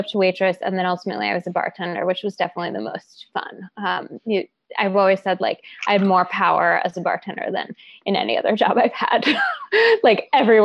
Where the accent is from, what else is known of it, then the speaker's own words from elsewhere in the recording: Seattle, Washington, United States; My first ever job was as a grocery bagger in my hometown of Seattle